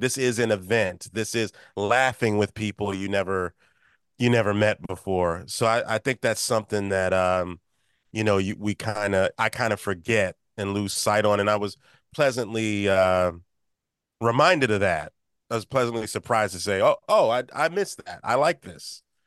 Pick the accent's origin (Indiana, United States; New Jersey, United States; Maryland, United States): Maryland, United States; Maryland D.C. area, United States; growing up in the Maryland D.C. area